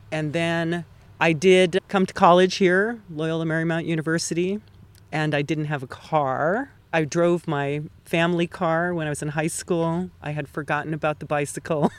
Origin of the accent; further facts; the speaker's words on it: Hawaii, United States; moved away as an adult; also born or lived in Los Angeles / Burbank; now in Altadena, United States; I was definitely born and raised in Hawaii